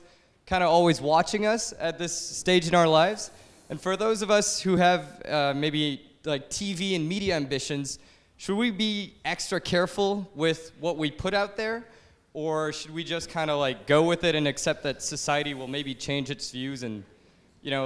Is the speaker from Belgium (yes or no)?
no; Canada; I'm from Canada.